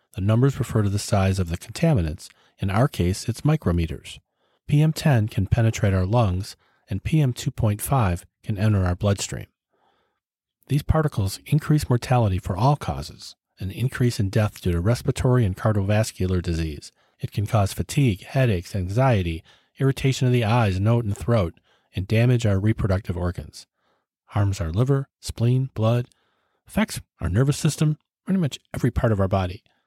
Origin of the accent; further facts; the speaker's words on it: United States; my lifetime as an American